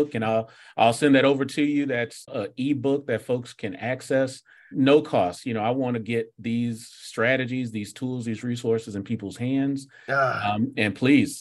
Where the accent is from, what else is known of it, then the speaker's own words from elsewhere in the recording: South Florida, United States; I grew up in South Florida during the 80s